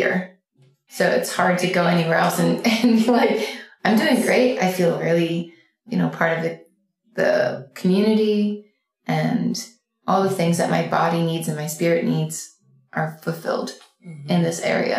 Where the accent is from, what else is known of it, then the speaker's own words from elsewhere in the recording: Philadelphia, Pennsylvania, United States; moved away as an adult; now in Ashland, United States; I grew up in Philadelphia.